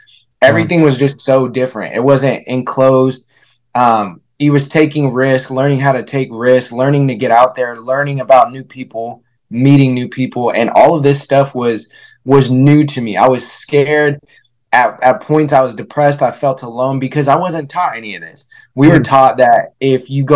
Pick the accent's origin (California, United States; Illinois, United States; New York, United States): California, United States; Vallejo; also born or lived in Fairfield, California; we grew up in Vallejo, California, and then we moved over to Fairfield